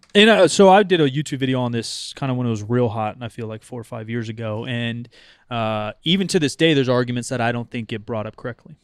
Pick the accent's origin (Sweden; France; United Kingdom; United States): United States; I'm fucking American